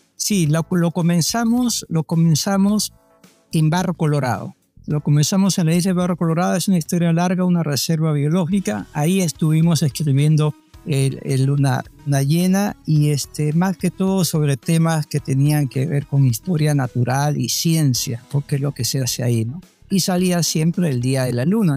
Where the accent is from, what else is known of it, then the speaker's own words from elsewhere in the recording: Lima, Peru; moved away as an adult; now in Panama; yo soy de Barranco. Para mí Barranco pues es donde aprendí a caminar, hablar, donde estudié la primaria, la secundaria